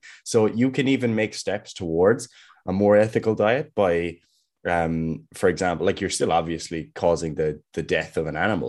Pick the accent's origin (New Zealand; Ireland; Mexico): Ireland; Kerry, Munster; I'm from Kerry, and I have a lot of friends who are farmers who have, you know, dairy farms and cattle, etc.